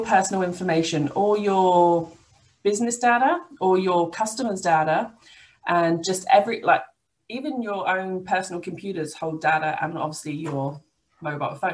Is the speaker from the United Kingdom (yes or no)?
yes; England, United Kingdom; moved away as an adult; now in Albany, Australia; I come from England, as you can probably tell from my accent. And I came over 10 years ago